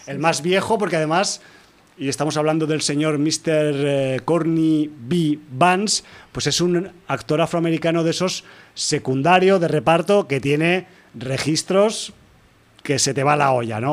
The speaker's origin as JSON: {"language": "Spanish", "country": "Spain", "said": "como europeos eh, de España"}